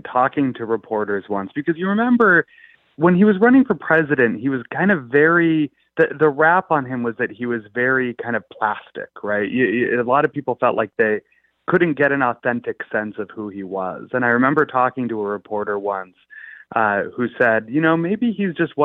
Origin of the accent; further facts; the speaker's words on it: Belmont, Massachusetts, United States; I grew up in Massachusetts, actually lived in Belmont, the same town that he was in.